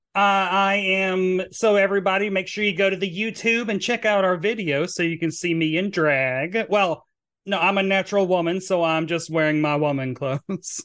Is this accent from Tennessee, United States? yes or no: yes; Tennessee, United States; moved away; that's my home state